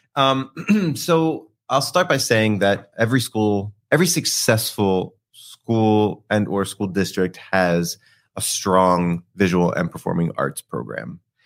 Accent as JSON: {"language": "English", "town": "Philadelphia", "region": "Pennsylvania", "country": "United States", "said": "I'm from Philadelphia"}